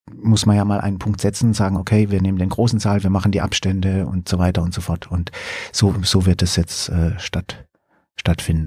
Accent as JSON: {"language": "German", "town": "Karlsruhe", "region": "Baden-Württemberg", "country": "Germany", "said": "in Karlsruhe zum Beispiel, wo ich, äh, wo ich herkomme"}